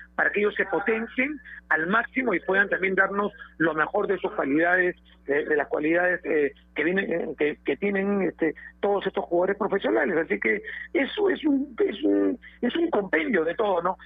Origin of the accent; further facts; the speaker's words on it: Peru; como peruanos